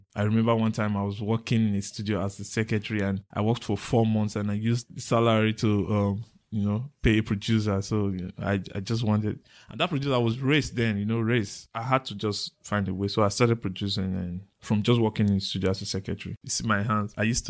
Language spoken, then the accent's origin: English; Edo, Nigeria; Yeah, I was born in Edo State, family of three, the eldest and the only boy, raised by my mom, lost my dad in 92.